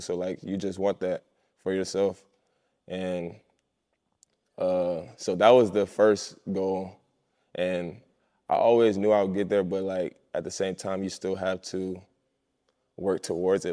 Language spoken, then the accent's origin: English; Columbia, South Carolina, United States; moved away; I grew up in Columbia, South Carolina my whole life.